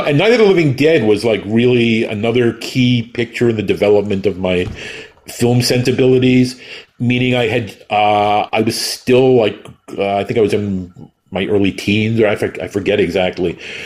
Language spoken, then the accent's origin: English; New York City, New York, United States; I grew up in New York City with people like Zachary